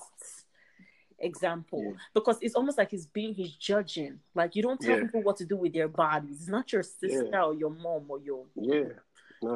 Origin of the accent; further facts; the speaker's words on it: Nigeria; I'm Nigerian